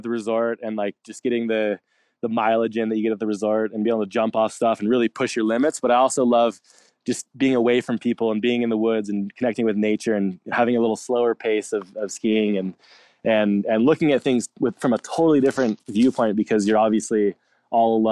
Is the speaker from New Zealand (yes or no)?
no; Alpine Meadows, California, United States; Grew up in Alpine Meadows, California, kind of right on the side of the mountain.